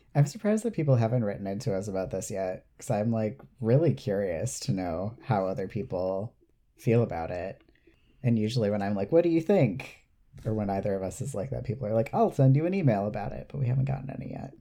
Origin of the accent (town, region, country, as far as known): United States